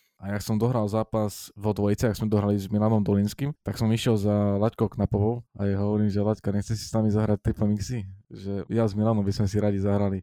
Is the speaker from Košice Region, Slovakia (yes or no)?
yes; Rožňava, Košice Region, Slovakia; u nás v Rožňave